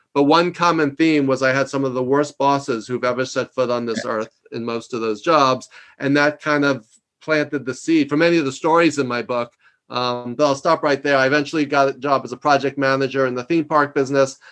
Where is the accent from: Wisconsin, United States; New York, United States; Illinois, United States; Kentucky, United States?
New York, United States; I'm from New York